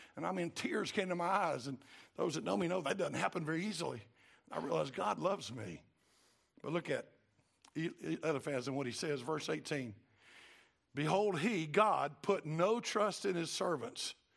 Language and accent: English; Cartersville, Georgia, United States; I'm from Cartersville